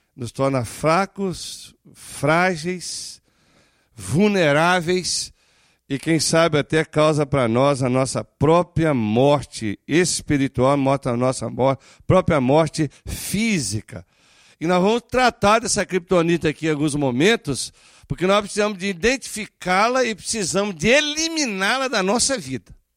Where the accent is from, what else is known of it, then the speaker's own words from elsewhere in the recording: Brazil; moved away; somos brasileiros